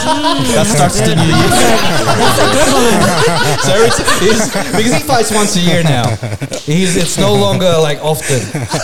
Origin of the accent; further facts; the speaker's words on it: Philippines; Oh man, I wanted to feel as proud as a like being Filipino.